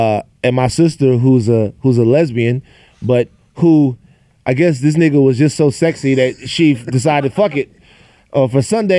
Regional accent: Baton Rouge, Louisiana, United States; I'm from Baton Rouge.

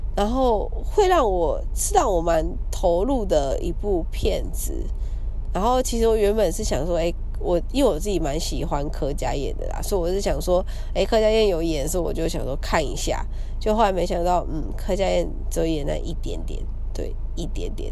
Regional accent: Kaohsiung, Taiwan; 因为我是高雄人嘛，小时候看电影的时候都会去

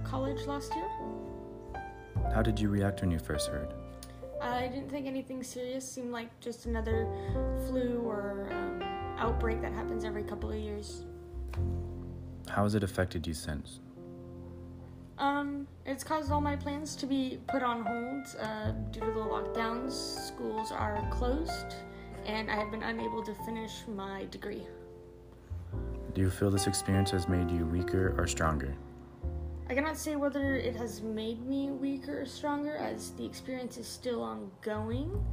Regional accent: Moreno Valley, California, United States; now in Hemet, United States; I am uh, was born in Moreno Valley, but I currently live in Hemet, California

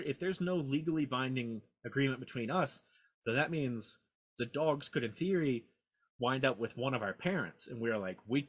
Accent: Mississippi, United States; also born or lived in Memphis, Tennessee; I was born in Memphis, Tennessee. I grew up in Mississippi

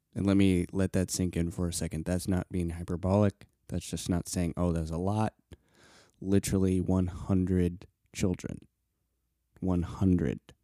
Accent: Colorado, United States; I grew up in Colorado

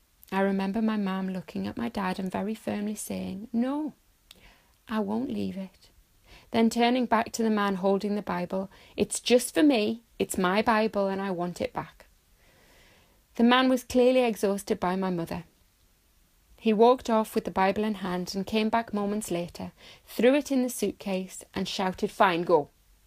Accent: Saudi Arabia; also born or lived in Bahrain; I had the honour and the privilege of growing up in Saudi Arabia and Bahrain, both Muslim states.

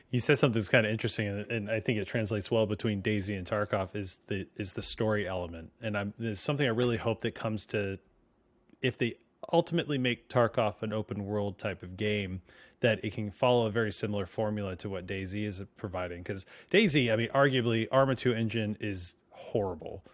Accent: California, United States; moved away; also born or lived in New Jersey; I grew up in California

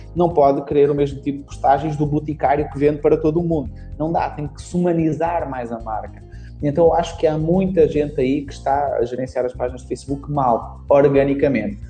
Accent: Portugal; accent: European Portuguese; also born or lived in Brazil; eu sou brasileiro, mas vim para Portugal com 3 anos, então perdi praticamente o sotaque

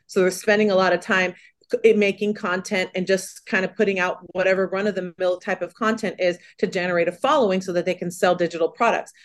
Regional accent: California, United States; I'm from California, born and raised

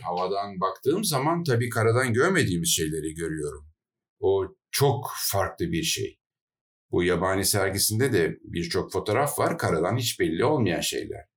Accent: Adana, Turkey; moved away as an adult; Adana'da benim doğduğum yer Adana.

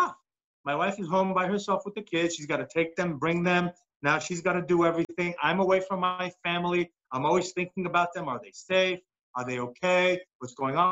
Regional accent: New York, United States; when I was growing up in New York

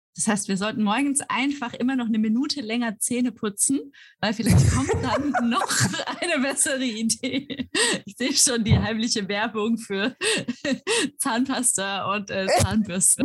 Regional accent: Germany; moved away; wie deutsch bin ich eigentlich

